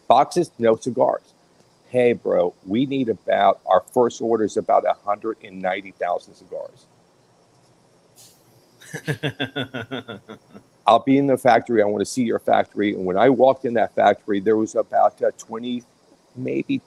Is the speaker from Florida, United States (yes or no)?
yes; Tampa, Florida, United States; I was born and raised in West Tampa